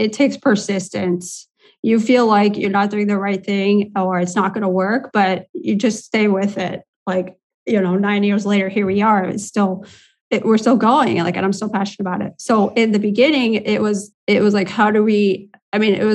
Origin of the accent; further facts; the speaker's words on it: Indiana, United States; moved away as an adult; now in Latvia; I'm originally from the US, from Indiana